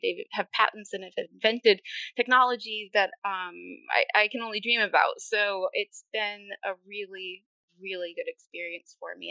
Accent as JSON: {"language": "English", "region": "Maine", "country": "United States", "tie": "born or raised there", "also_born_or_lived": "North Carolina", "moved": "as an adult", "said": "I was living back in my home state of Maine."}